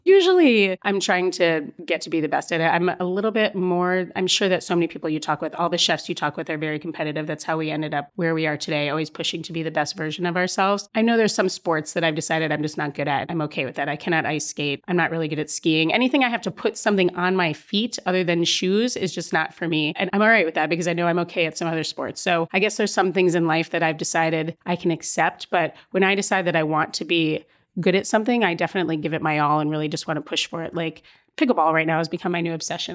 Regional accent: Stamford, Connecticut, United States; also born or lived in Chicago, Illinois; born in Chicago but grew up in Stamford, Connecticut

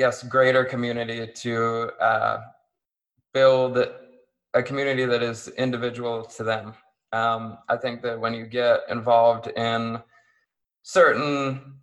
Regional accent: Erie, Pennsylvania, United States; where I grew up in Erie

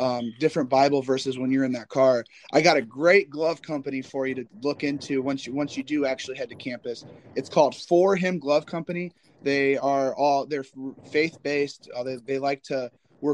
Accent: Indiana, United States; I'm from Indiana

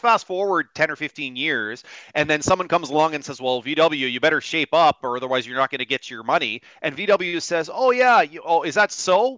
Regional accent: Kitchener, Ontario, Canada; My hometown Kitchener Waterloo has gone through so many different iterations.

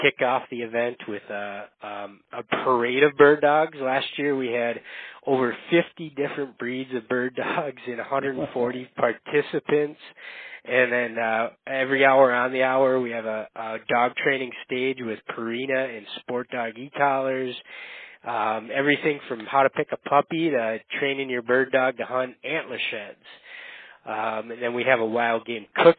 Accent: Upper Peninsula of Michigan, United States; born or raised there; moved away as an adult; now in Minnesota, United States

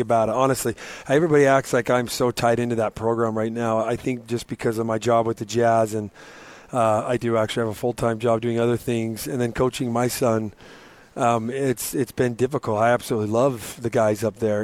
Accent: Murray, Utah, United States; I came from Murray High

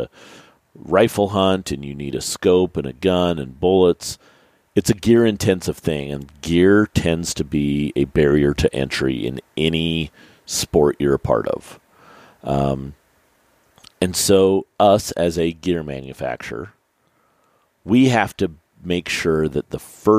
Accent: Utah, United States; I grew up in Utah shooting mule deer at 14 years old and elk at 16 years old

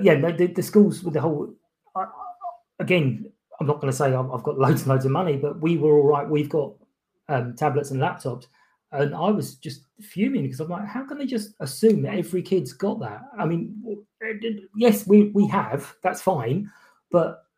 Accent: London, United Kingdom; I born and brought up in Kilburn in North London.

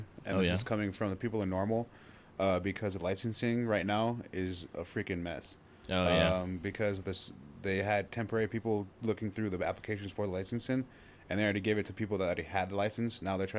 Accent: Reno, Nevada, United States; I'm born and raised here in Reno.

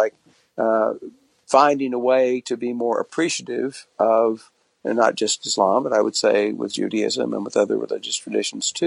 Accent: Tulsa, Oklahoma, United States; I was born in Tulsa, Oklahoma in 1950 into a Protestant family

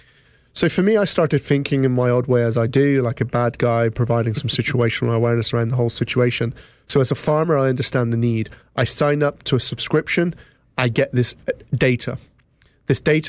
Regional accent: England, United Kingdom; now in North Somerset, United Kingdom; as you may have gathered from my accent, I'm from England.

